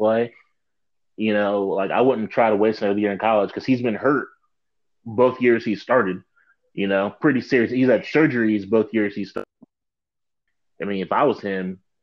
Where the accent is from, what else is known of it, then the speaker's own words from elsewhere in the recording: Midwest, United States; Dan and I, we're from the Midwest.